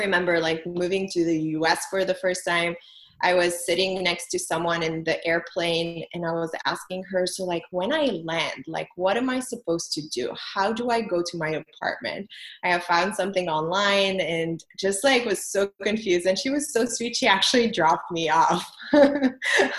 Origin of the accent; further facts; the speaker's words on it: Lebanon; moved away as an adult; also born or lived in France; now in United States; I'm originally from Lebanon. So I was born and raised in Lebanon. I moved from there when I was 21